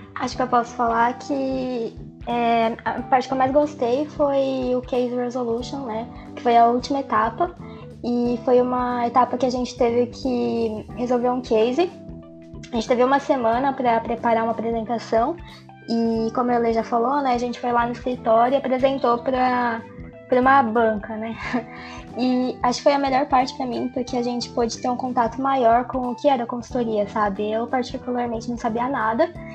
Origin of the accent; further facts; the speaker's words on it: São Paulo, Brazil; eu sou de São Paulo, nasci em São Paulo.